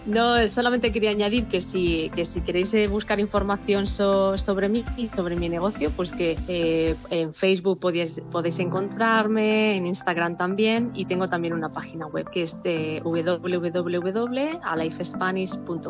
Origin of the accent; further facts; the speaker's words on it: Spain; first language Spanish; moved away as an adult; soy maestra de español, soy profesora de español y, y vengo de España